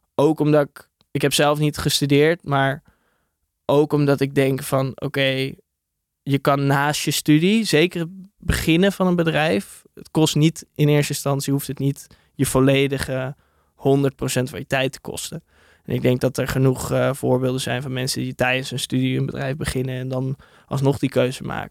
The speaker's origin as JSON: {"language": "Dutch", "town": "Hilversum", "region": "North Holland", "country": "Netherlands", "said": "En ik kom uit Hilversum"}